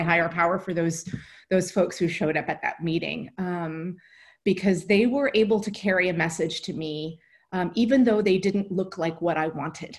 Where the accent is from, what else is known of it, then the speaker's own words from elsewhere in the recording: New Jersey, United States; I'm a kid from New Jersey